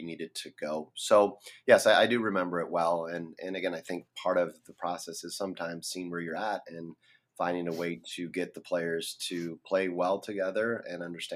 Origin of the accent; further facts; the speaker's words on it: Brazil; also born or lived in Twin Cities, Minnesota; now in Minneapolis, United States; I'm originally from Brazil. That's where I grew up.